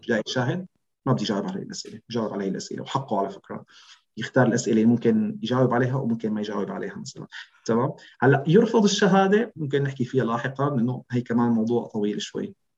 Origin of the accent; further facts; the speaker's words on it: Syria; first language Arabic; moved away as an adult; نحن كشهود كسوريين